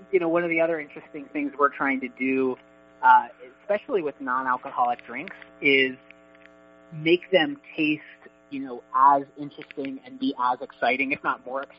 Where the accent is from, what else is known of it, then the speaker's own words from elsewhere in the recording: Annapolis, Maryland, United States; also born or lived in Boston; now in Arlington, United States; I grew up in Annapolis